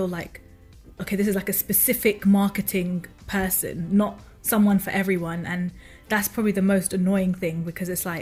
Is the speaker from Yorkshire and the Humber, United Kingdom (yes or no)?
no; London, United Kingdom; like me, born and raised in London